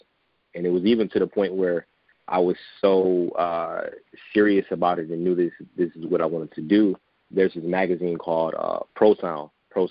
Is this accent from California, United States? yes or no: no; Detroit, Michigan, United States; I was born and raised in Detroit on the west side